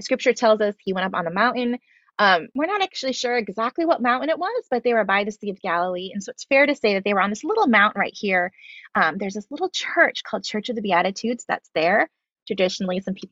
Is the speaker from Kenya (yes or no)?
no; Philippines; I was raised in the Philippines